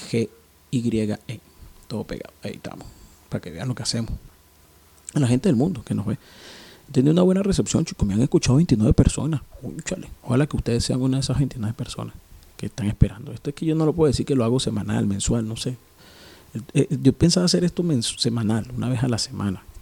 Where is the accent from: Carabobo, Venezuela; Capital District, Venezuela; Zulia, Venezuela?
Capital District, Venezuela; Caracas; now in Guayaquil, Ecuador; Recordando que … desde la ciudad de Guayaquil, en Ecuador. Pero soy de Caracas, Venezuela.